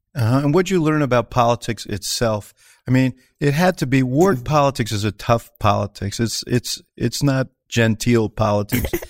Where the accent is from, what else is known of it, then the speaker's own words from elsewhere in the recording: New York City, New York, United States; moved away as an adult; also born or lived in Chicago; I grew up in New York City